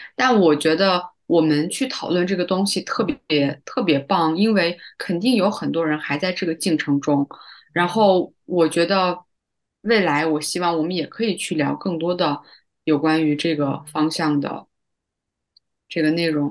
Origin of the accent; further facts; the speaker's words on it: Tacheng, Xinjiang, China; moved away as an adult; also born or lived in Beijing; 我从北京就是时隔两年回到，回到新疆，回到我的这个小塔城